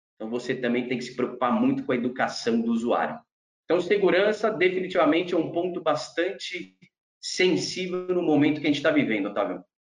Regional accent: Brazil; nasci e cresci no Brasil

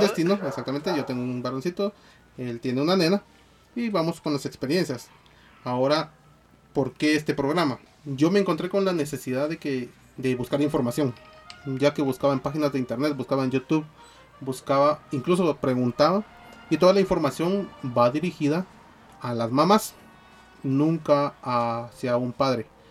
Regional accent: Guatemala; somos guatemaltecos

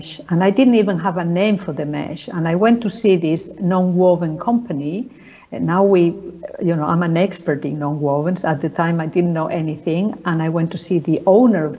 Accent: Spain; moved away; I'm from Spain originally

